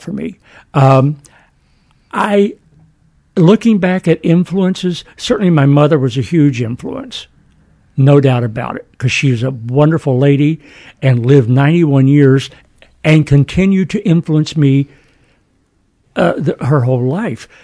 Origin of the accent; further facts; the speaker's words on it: Huntington, West Virginia, United States; Huntington, Wayne County, West, West Virginia.